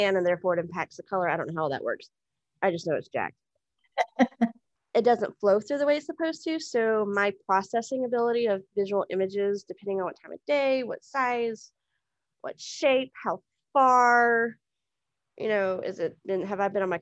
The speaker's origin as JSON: {"language": "English", "town": "Houston", "region": "Texas", "country": "United States", "tie": "born or raised there", "said": "I was born in Houston, Texas in 1978"}